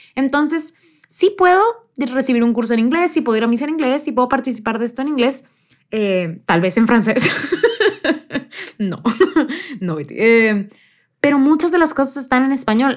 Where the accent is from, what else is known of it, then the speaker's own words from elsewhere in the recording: near the US border, northern Mexico, Mexico; yo crecí en México, en, específicamente en el norte de México, muy cercano a la frontera con Estados Unidos